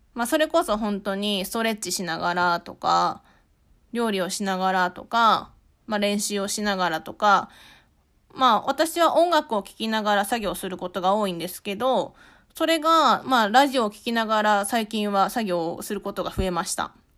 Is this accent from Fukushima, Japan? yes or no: yes; Shirakawa, Fukushima, Japan; moved away as an adult; now in Tokyo, Japan; 私は福島県白河市出身で、二千十五年に上京と同時に書家として独立をしました。